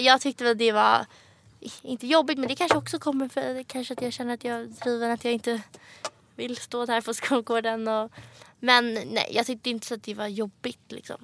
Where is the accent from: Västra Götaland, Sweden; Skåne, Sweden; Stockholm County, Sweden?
Stockholm County, Sweden; Stockholm; moved away as an adult; also born or lived in London; now in Paris, France; jag växte upp alltså här på Östermalm, Stockholm